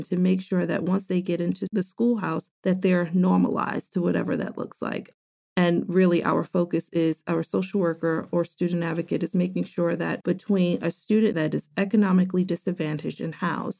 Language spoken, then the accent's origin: English; New York City, New York, United States; I grew up in New York City, inner city, born and raised in the Bronx.